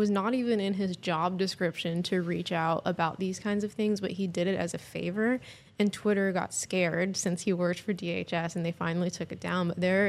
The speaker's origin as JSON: {"language": "English", "town": "Hollywood", "region": "California", "country": "United States", "tie": "born or raised there", "said": "I grew up working in Hollywood as an actress, trained as an actor out there"}